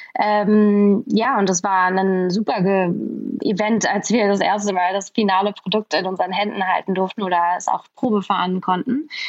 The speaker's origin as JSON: {"language": "German", "region": "Berlin", "country": "Germany", "said": "ich bin Berlinerin, ich kenne mich hier super gut aus"}